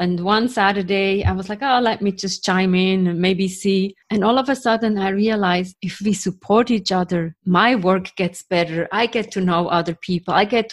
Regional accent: Switzerland; now in New York, United States; I'm from Switzerland, from Europe, living in New York.

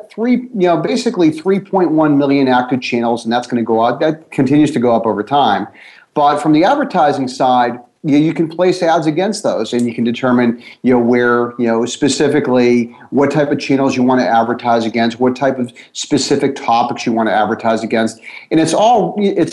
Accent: Boston, Massachusetts, United States; I'm from Boston

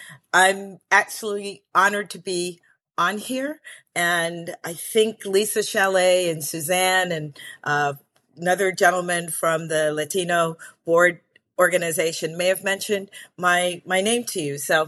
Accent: Belize; I'm originally from Belize in Central America, and I'm Garinagu in culture.

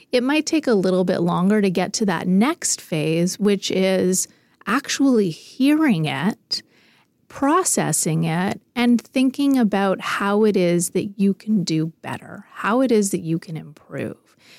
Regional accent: Canada

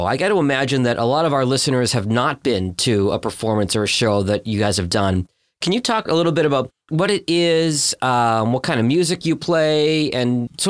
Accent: Boston, Massachusetts, United States; now in Detroit, United States; I grew up in Boston as an … fan.

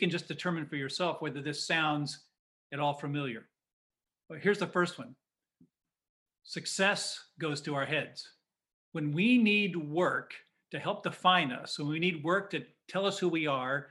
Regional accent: Indiana, United States; a kid growing up in Indiana

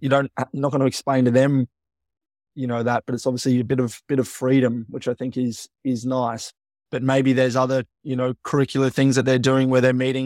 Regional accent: Melbourne, Victoria, Australia; I would say I'm from Melbourne, but where I went to school was, yeah, about that twenty-five miles away from Melbourne

